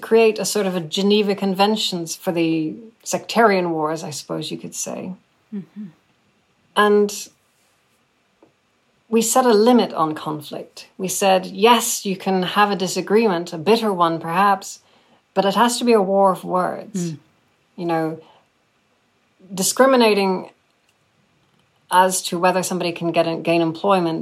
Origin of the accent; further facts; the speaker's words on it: Northern Ireland, United Kingdom; I grew up in Northern Ireland myself